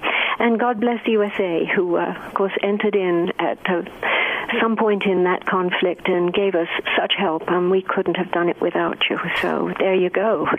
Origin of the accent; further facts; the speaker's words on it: England, United Kingdom; born there; Well, I was born just outside London, and I came into the world about 3 years before the World War II began